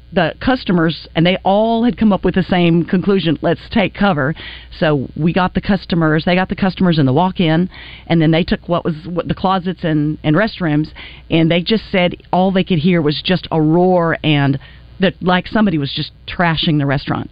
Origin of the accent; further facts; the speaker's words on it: Wichita, Kansas, United States; moved away; I'm from Wichita, Kansas